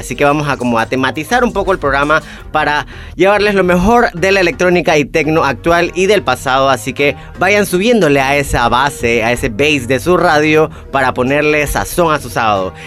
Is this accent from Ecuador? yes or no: no; Panama; lo que somos como panameños y panameñas